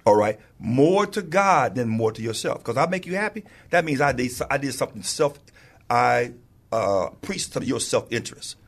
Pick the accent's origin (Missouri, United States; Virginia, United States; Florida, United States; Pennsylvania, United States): Missouri, United States; St. Louis; moved away as an adult; now in San Antonio, United States; I was born and raised in Saint Louis, Missouri, and I got here by way of the Air Force